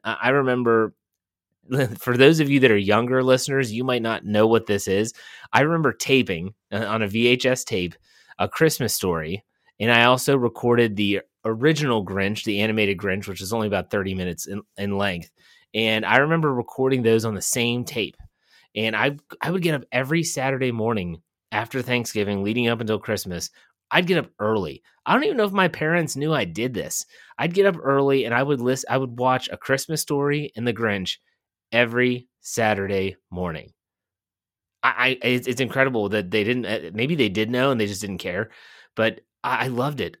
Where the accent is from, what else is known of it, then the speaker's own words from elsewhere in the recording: Wheeling, West Virginia, United States; Growing up in Wheeling, West Virginia